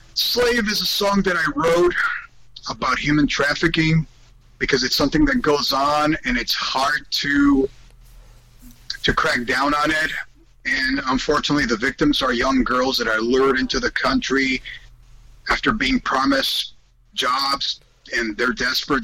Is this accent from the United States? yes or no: no; Spain; moved away; I grew up in Spain in a very Catholic family, and I was raised by my grandparents